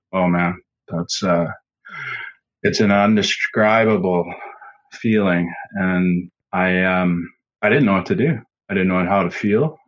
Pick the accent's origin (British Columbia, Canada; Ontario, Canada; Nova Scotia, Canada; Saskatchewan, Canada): Saskatchewan, Canada; I am from Saskatchewan, Canada, right in the middle of the prairies, flat land, and I grew up on the farm